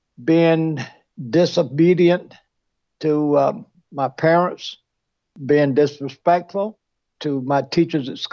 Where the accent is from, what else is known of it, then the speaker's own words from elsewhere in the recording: Greenville, South Carolina, United States; I grew up in Greenville, South Carolina